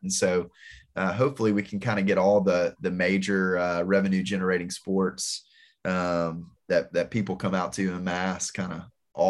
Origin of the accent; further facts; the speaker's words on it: Blytheville, Arkansas, United States; now in Memphis, United States; We both grew up in Blytheville, Arkansas.